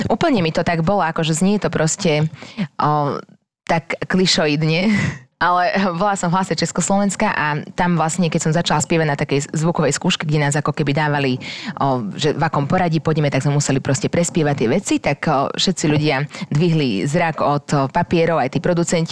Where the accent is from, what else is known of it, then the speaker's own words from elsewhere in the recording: Dunajská Streda, Trnava Region, Slovakia; accent: slight Hungarian accent; also born or lived in England; ja som z Donetskej stredy